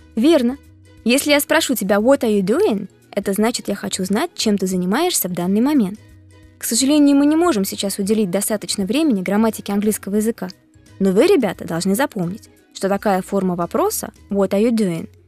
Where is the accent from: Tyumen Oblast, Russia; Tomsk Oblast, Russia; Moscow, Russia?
Moscow, Russia; I am from Moscow too. Я тоже из Москвы.